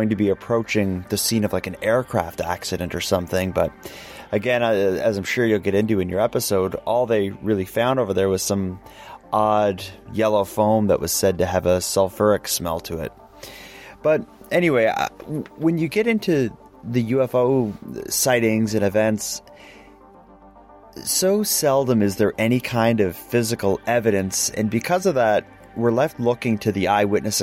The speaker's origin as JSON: {"language": "English", "country": "Canada", "said": "myself as a Canadian who lives very near Shag Harbor"}